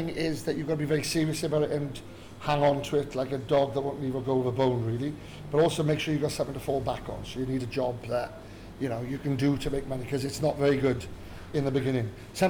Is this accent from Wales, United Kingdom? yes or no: yes; Wales, United Kingdom; moved away as an adult; Because I moved away when I was very young. When I was about 18, I left Wales. I've just moved back here now, so I've been away for 35 years